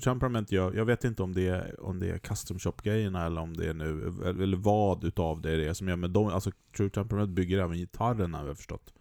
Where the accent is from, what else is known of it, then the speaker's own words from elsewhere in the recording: Sweden; som svensk